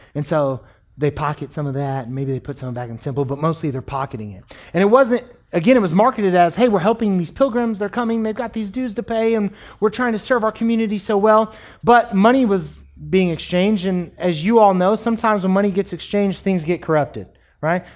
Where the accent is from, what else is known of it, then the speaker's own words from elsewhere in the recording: United States; we as American Christians